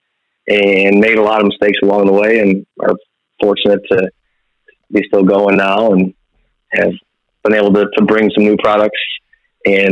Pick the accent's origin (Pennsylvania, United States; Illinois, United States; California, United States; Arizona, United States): Illinois, United States; Chicago southwest suburbs; moved away as an adult; now in Southern Illinois, United States; I was from the Southwest burbs